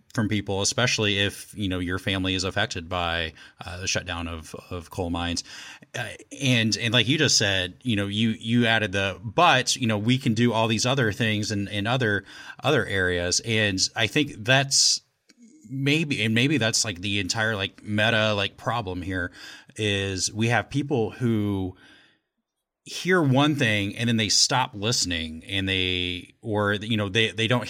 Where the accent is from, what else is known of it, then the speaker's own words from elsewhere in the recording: Indianapolis, Indiana, United States; I'm actually from Indianapolis